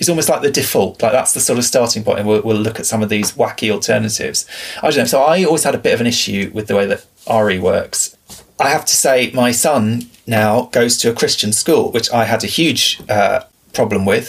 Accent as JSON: {"language": "English", "region": "England", "country": "United Kingdom", "tie": "born or raised there", "said": "you and I growing up in England"}